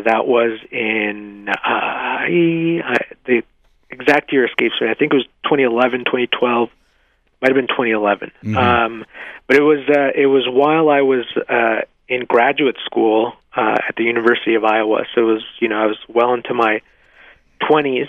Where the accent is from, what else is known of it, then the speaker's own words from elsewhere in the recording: Mexico; now in United States; I was born in Mexico